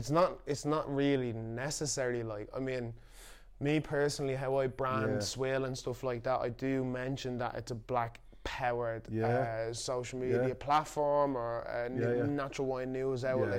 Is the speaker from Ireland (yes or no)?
yes; Ireland; now in Manchester, United Kingdom; I grew up in Ireland, a white Catholic country.